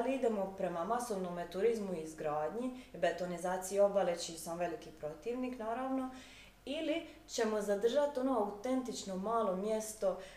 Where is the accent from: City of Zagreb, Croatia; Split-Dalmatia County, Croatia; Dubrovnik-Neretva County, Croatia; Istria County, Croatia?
Dubrovnik-Neretva County, Croatia; Lombarda; znači, ja sam e, iz Lombarde i odlučila sam se kandidirati za načelnicu općine.